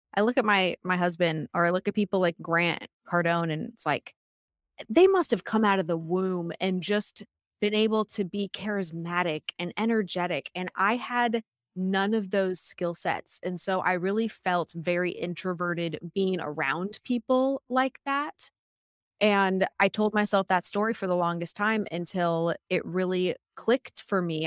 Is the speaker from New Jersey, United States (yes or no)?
no; Vancouver, Washington, United States; I grew up in Vancouver, Washington